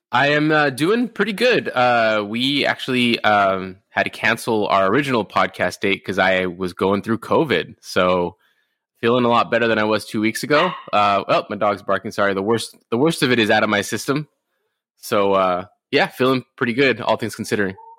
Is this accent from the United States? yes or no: yes; Rosemead, California, United States; also born or lived in Inland Empire, California / Orange County, California; I grew up in Rosemead, California, which is basically East LA.